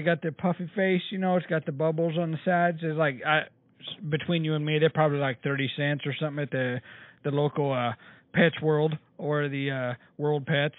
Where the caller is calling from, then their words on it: Norman, Oklahoma, United States; I'm actually calling from Norman, Oklahoma.